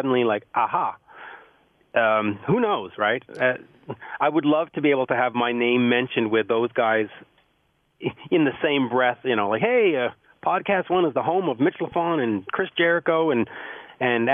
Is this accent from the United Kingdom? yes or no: no; Canada; I'm Canadian